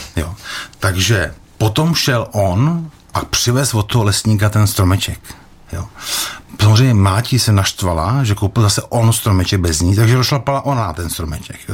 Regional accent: Jaroměř, Hradec Králové Region, Czechia; když jsem chodil jako kluk do školy v Jaroměři

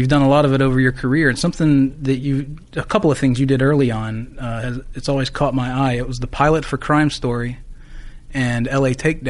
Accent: North Carolina, United States; I grew up in North Carolina.

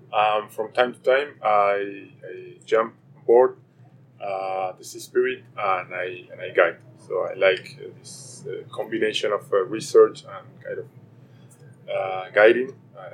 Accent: Argentina; also born or lived in Ushuaia; I am from Argentina. I actually live in Ushuaia, so the place where we set our way to Antarctica. And I moved there for finishing my PhD in 2018.

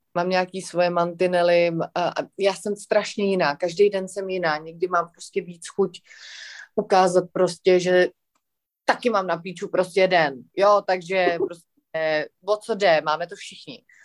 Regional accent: Prague, Czechia; já jsem takový floutek ze Žižkova, co má doma prostě tři kočky

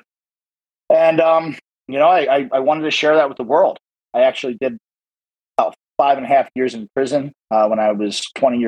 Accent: New Jersey, United States; moved away as an adult; also born or lived in Arizona; back to my home state of New Jersey

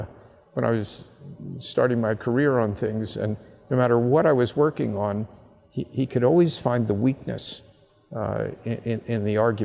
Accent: Abington, Pennsylvania, United States; from Abington High School in Abington, Pennsylvania

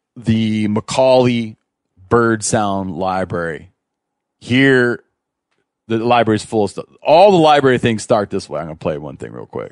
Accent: Michigan, United States; moved away; I grew up in Michigan, right? We moved out west

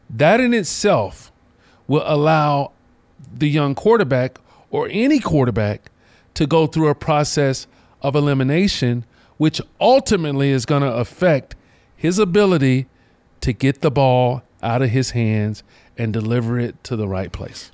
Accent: Charlotte, North Carolina, United States; from my hometown, you know, Mallet Creek High School, Charlotte, North Carolina

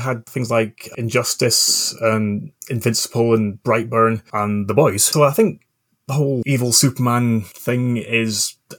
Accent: Scotland, United Kingdom; I grew up in the Scottish borders with English parents, which, if anyone's ever wondered, is why my accent is all over the place.

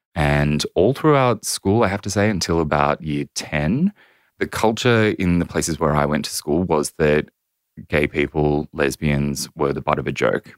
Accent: Central Coast, New South Wales, Australia; I grew up on the central coast of New South Wales

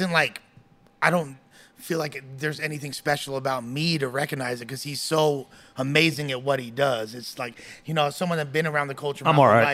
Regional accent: Los Angeles, California, United States; I'm from the west side of Los Angeles, 5700 Block Clemson

